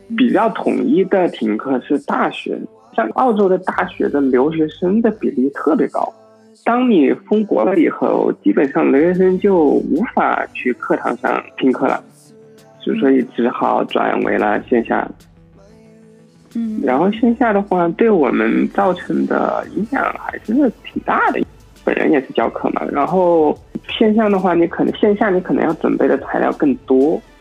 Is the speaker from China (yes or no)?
yes; Wuhan, Hubei, China; moved away as an adult; now in Australia; 因为我本身是武汉人嘛